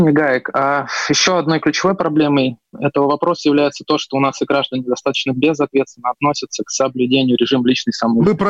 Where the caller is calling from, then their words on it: Moscow, Russia; Да, город Москва, из полнейшей самоизоляции.